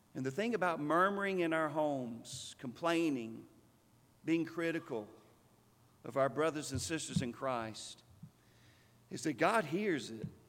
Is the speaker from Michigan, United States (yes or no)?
no; Stanton, Texas, United States; When I was a boy growing up in Stanton, Texas, we lived in the preacher's house